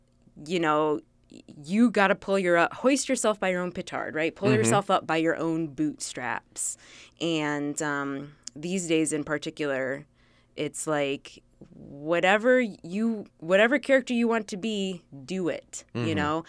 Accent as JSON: {"language": "English", "town": "Milwaukee", "region": "Wisconsin", "country": "United States", "tie": "born or raised there", "moved": "as an adult", "lives_now": "Washington, D.C., United States", "said": "so I grew up in the Midwest in Milwaukee, Wisconsin, go Packers, and moved to D.C."}